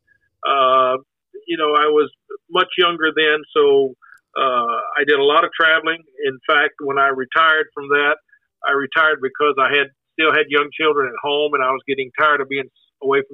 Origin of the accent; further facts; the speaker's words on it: north of Houston, eastern Texas, United States; moved away as an adult; also born or lived in Kansas City / Midwest; I was born and grew up in Texas